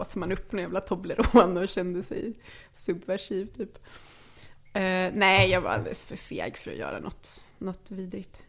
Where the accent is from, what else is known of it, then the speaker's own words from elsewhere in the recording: Lidköping, Västra Götaland, Sweden; kom från Lidköping, där jag är född